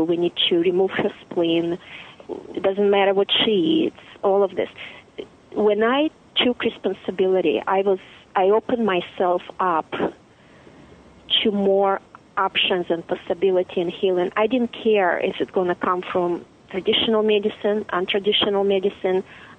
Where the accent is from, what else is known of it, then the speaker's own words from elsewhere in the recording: Russia; But what it did for us, it created the deep desire for a life of freedom, choice, and dignity without living this intense contrast back in Russia.